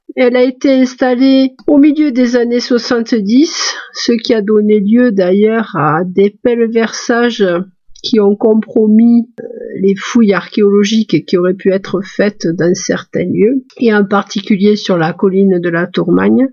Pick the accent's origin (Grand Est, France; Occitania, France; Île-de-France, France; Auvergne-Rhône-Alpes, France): Occitania, France; Nîmes; je suis née à Nîmes, pays de canicule si l'année.